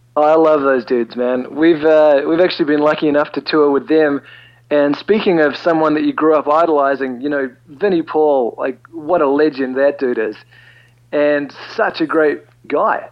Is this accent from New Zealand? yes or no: yes; New Zealand; we're from New Zealand and not Australia